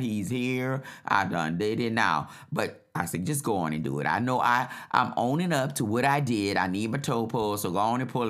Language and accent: English; New Orleans, Louisiana, United States; I'm from New Orleans